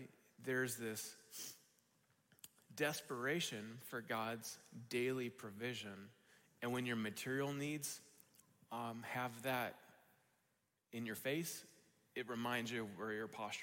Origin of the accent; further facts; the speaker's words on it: United States; we have as American Christians